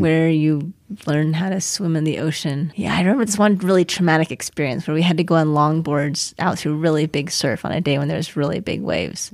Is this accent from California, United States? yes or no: yes; Costa Mesa, California, United States; moved away as an adult; I grew up in Costa Mesa, California.